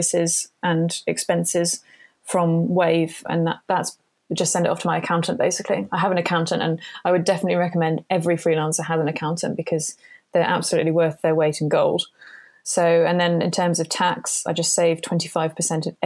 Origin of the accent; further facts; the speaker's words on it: United Kingdom; I'm British